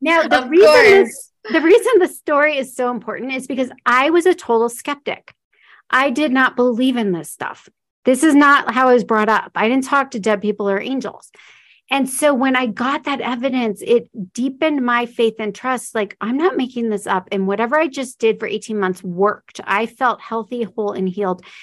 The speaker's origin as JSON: {"language": "English", "town": "Omaha", "region": "Nebraska", "country": "United States", "also_born_or_lived": "Florida", "moved": "as an adult", "said": "I'm from Omaha, Nebraska. So I was a long ways from home."}